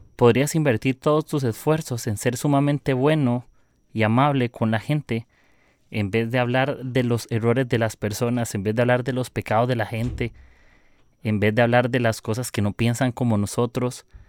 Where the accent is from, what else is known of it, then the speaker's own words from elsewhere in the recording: Costa Rica; soy de Costa Rica